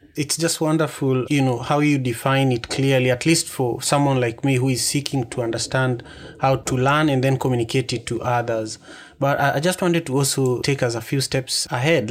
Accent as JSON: {"language": "English", "country": "Kenya", "said": "I am from the Luo tribe in Kenya."}